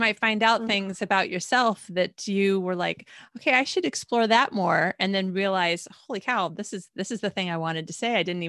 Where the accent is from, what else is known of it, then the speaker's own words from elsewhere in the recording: Michigan, United States; also born or lived in Arizona / California / Australia; I was actually not born in Michigan, but we were pretty much born and raised in Michigan and then lived in Arizona and then California.